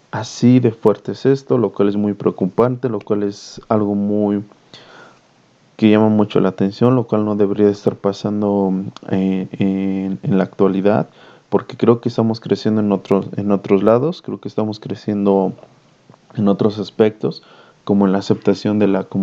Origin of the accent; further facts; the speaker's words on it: Mexico; como mexicano me siento avergonzado